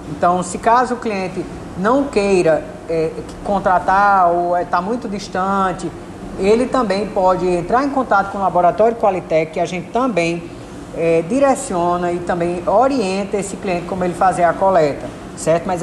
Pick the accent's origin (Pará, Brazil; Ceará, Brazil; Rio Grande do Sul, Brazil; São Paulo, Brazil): Ceará, Brazil; Juazeiro do Norte; né? Eu sou residente aqui de Juazeiro do Norte, minha cidade natal.